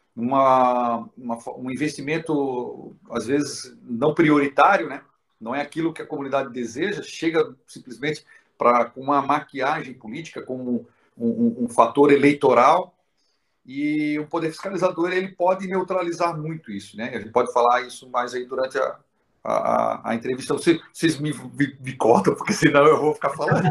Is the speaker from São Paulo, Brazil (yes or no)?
no; Florianópolis, Santa Catarina, Brazil; eu tive a honra de nascer nessa cidade linda